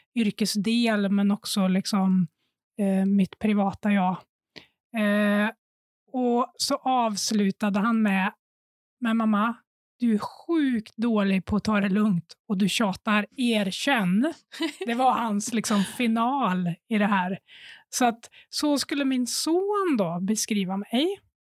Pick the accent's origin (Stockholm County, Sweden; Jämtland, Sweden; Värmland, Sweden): Värmland, Sweden; Sunne; moved away; Jag var hemma i Värmland, i Sunne, och hade pluggat